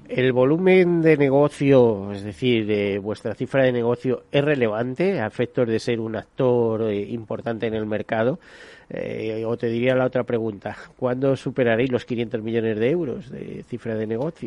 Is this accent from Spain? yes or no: yes; Spain; los españoles